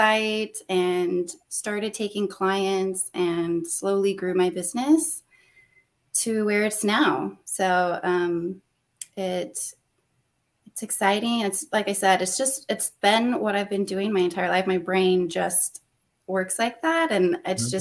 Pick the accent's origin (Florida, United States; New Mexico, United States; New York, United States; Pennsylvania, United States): New Mexico, United States; Los Alamos; moved away as an adult; now in Austin, United States; I'm originally from New Mexico, born and raised. I grew up in Los Alamos